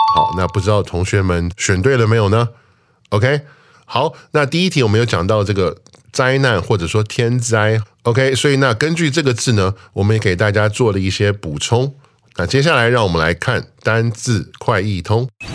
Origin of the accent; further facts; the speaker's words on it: United States; moved away; 我小时候在那边长大